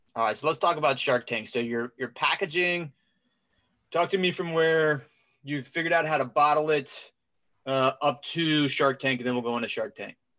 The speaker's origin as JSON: {"language": "English", "town": "Cincinnati", "region": "Ohio", "country": "United States", "moved": "yes", "lives_now": "North Carolina, United States", "said": "I've been in North Carolina for the last 15 years, but I'm from Cincinnati, Ohio"}